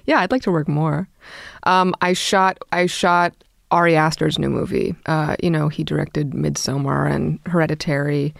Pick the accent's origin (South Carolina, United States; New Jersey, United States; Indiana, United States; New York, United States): New York, United States; New York City; I grew up in Brooklyn